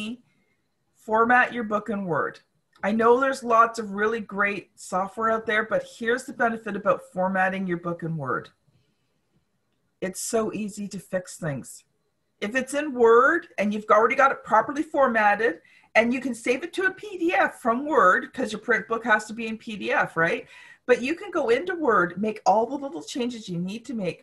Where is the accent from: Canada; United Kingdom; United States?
Canada; as a Canadian